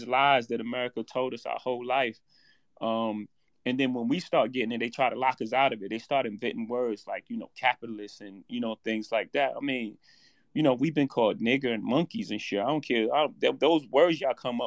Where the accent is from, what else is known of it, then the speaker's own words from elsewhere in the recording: New York City, New York, United States; I come from Marcy Projects. In my first house, 615 Lexington Avenue, my grandmother's house